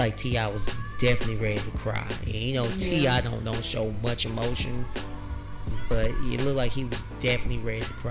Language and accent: English; Hattiesburg, Mississippi, United States; I'm from Hattiesburg